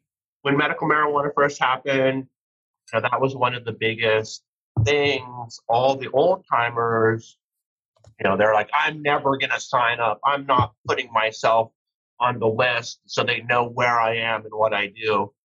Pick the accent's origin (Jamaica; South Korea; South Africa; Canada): Canada; Rocky Mountains; moved away as an adult; now in United States; background-wise, I was born in Canada. I spent most of my life growing up in Rocky Mountains on cattle ranches, and I got real tired of cold weather and isolated places, and so I moved out to the West Coast when I was 18